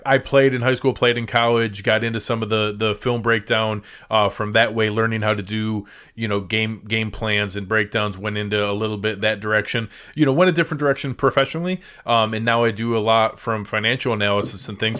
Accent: Western New York, United States; moved away; I'm born and raised in Western New York

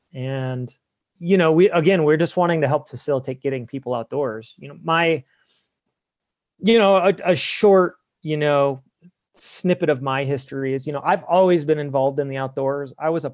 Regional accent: Ohio, United States; From Ohio, from the okay. greater Midwest. I had lived on Lake Erie for 11 years prior to moving.

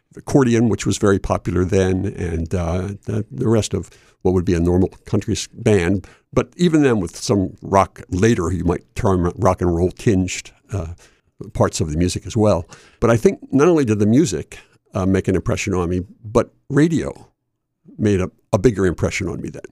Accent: Chester, Pennsylvania, United States; moved away as an adult; also born or lived in Delaware; I was born in Chester, Pennsylvania, right across the line from, uh, from Wilmington. and grew up there all the way through

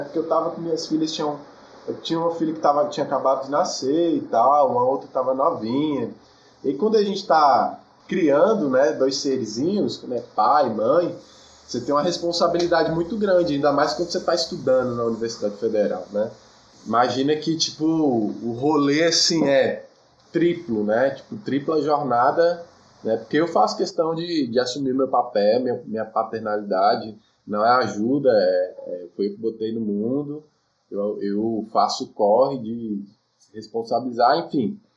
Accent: Cidade Ocidental, Goiás, Brazil; moved away as an adult; also born or lived in Taguatinga / Samambaia; Eu nasci em Taguatinga, mas cresci na Samambaia. Aí com sete anos eu vim para Ocidental, cidade ocidental que era é no entorno de Brasília

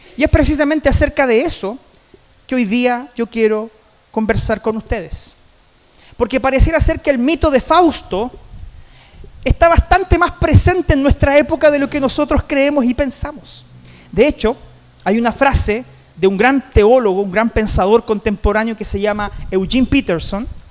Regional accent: Chile; como chilenos en general, como sociedad, no terminamos el año

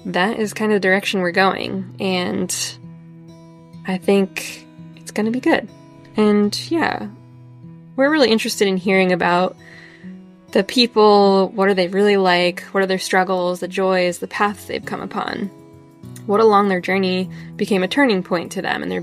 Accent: New Hampshire, United States; I'm a photographer from New Hampshire

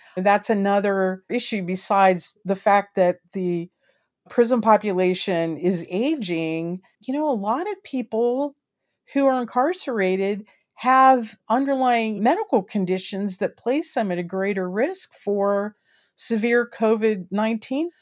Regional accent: Maryland, United States; my home state of Maryland

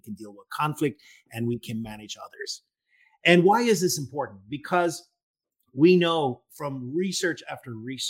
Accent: Northern Ireland, United Kingdom; I'm from Northern Ireland, and my generation, I was born in the late 60s

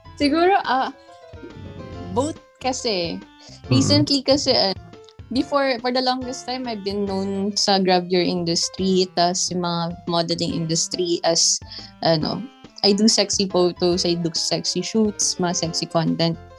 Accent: Philippines; also born or lived in Japan; I'm a content creator from the Philippines. I'm half Japanese

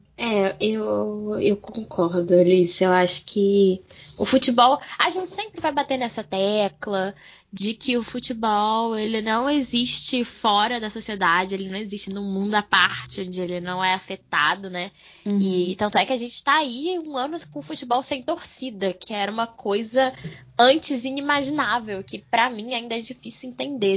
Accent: Brazil; nós somos brasileiras

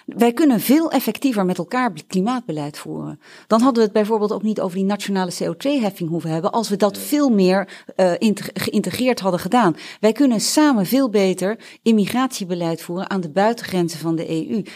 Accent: Netherlands; ik voel mij ook Nederlander

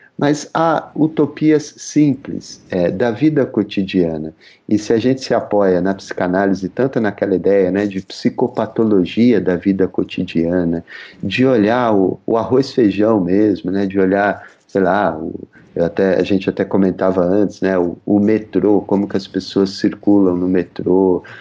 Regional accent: São Paulo, Brazil; eu sou da Zona Leste de São Paulo

